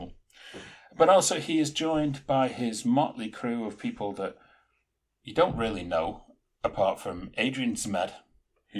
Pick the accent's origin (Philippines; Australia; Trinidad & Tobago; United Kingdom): United Kingdom; England; I'm an English savage